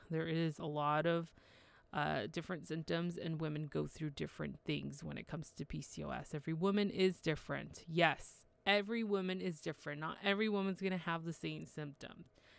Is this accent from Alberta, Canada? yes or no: no; Toronto, Ontario, Canada; I'm from Toronto, Canada